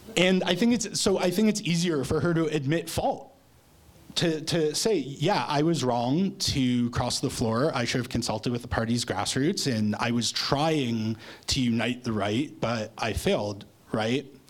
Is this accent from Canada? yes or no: yes; Toronto, Ontario, Canada; now in Lethbridge, Canada; I'm from Toronto, right, originally, and I would like to move back there at some point in the future